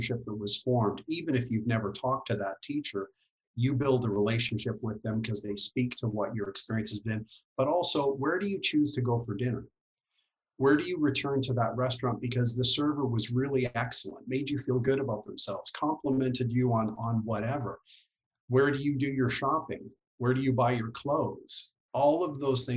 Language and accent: English; Dawson Creek, British Columbia, Canada; moved away as an adult; also born or lived in Kelowna / Victoria; I grew up in Dawson Creek, had a great family.